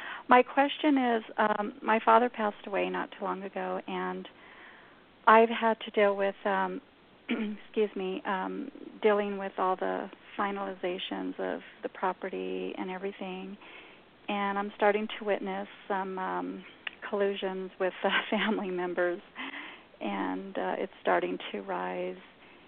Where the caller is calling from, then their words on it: New Mexico, United States; I'm in New Mexico.